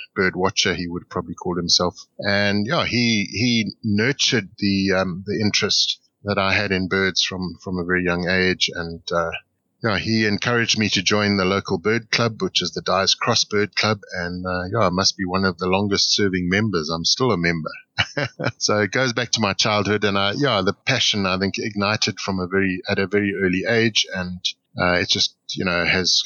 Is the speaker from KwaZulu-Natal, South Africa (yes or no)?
no; Grahamstown, Eastern Cape, South Africa; I grew up in Grahamstown in the Eastern Cape